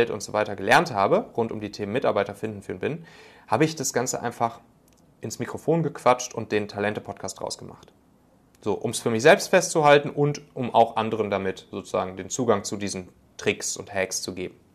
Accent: North Rhine-Westphalia, Germany; Ich komme ja ursprünglich so aus der Kölner Gegend.

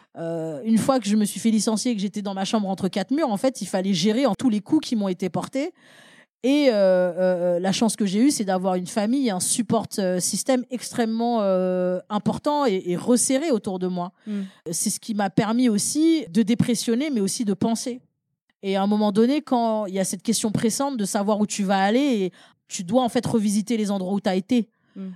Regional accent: Paris, Île-de-France, France; je suis née à Paris 20e

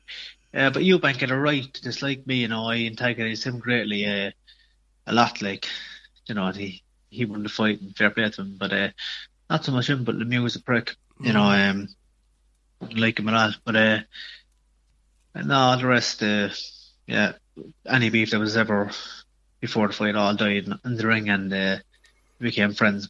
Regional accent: Cork, Munster, Ireland; I'd say it was, yeah. So not, it's a very sporting county

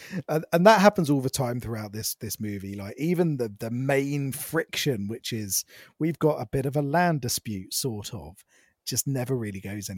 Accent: Ireland; Because I'm from Ireland and all we have is stew and Guinness.

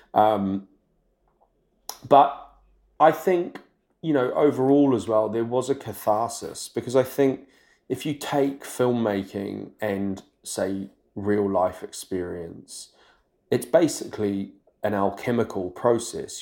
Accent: New Zealand; I'm from New Zealand

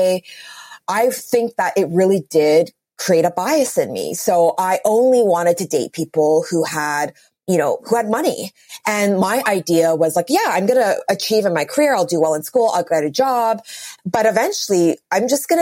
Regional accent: Vancouver, British Columbia, Canada; moved away as an adult; also born or lived in New York City; born and raised in Vancouver, and all of my friends here are married with children

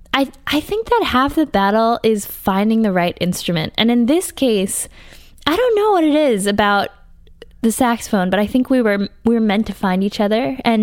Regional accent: Brookline, Massachusetts, United States; No, I'm from Brookline, Massachusetts.

